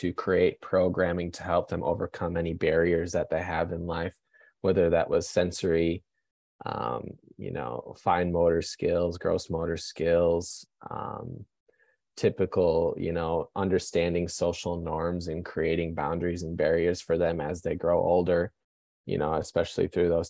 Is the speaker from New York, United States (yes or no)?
no; Wisconsin, United States; So I am originally from Wisconsin, so I'm a big Milwaukee Bucks fan.